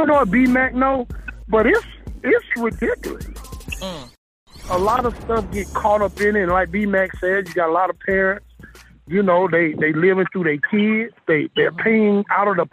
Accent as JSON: {"language": "English", "town": "Tallahassee", "region": "Florida", "country": "United States", "said": "I'm from Tallahassee, Florida. I'm from the Hill, baby."}